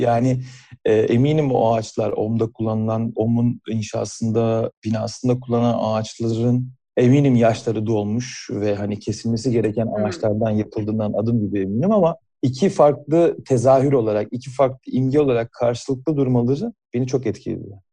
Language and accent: Turkish; Burdur, Turkey; aslen Burdurluyum ve annemin evindeki küçük bahçede